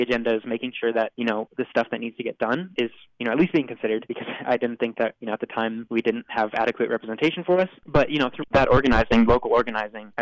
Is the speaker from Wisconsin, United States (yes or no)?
yes; Madison, Wisconsin, United States; growing up in Madison